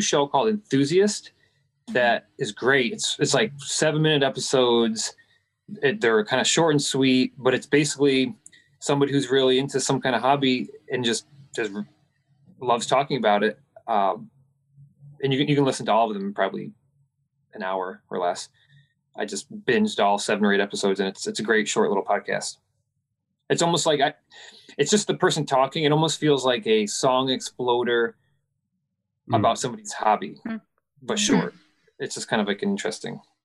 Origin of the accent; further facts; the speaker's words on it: United States; moved away as an adult; now in Albania; I'm an American expat currently in Albania